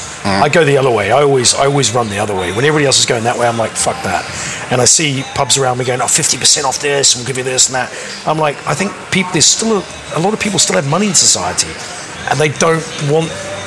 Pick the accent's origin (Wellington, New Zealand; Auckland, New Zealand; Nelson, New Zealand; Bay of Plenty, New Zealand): Auckland, New Zealand; moved away; I'm from New Zealand in the 1980s and stuff.